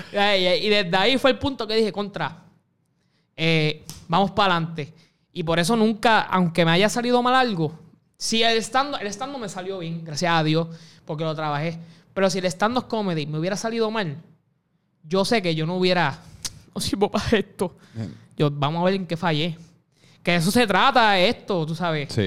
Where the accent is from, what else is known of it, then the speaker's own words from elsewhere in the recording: Puerto Rico; Puerto Rico, me siento puertorriqueño